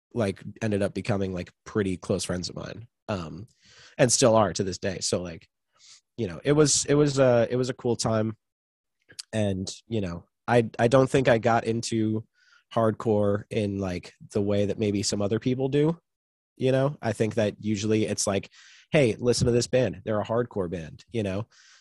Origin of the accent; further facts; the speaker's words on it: Long Island, New York, United States; it was in my hometown